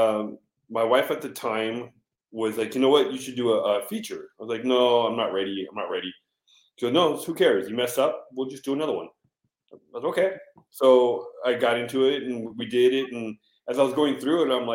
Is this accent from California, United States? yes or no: yes; San Diego, California, United States; I'm from San Diego, California